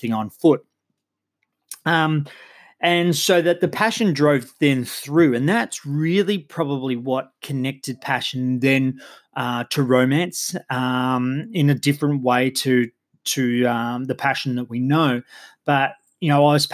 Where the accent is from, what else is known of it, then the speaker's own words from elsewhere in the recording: Geelong, Victoria, Australia; I come from Geelong in Australia